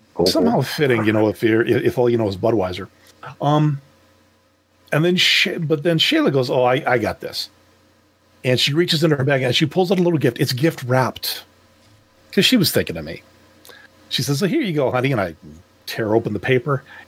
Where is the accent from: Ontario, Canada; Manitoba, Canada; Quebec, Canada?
Quebec, Canada; I'm a Canadian